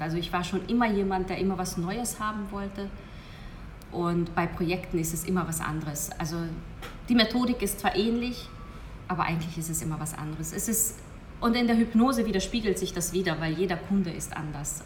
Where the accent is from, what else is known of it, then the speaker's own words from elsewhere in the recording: Hungary; moved away as an adult; ich bin gebürtige Ungarin